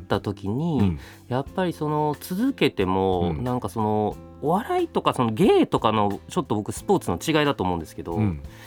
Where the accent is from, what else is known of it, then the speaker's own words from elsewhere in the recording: Osaka, Japan; accent: Kansai dialect; moved away as an adult; now in Tokyo, Japan; 僕大阪なんですけど、そこ東京来まして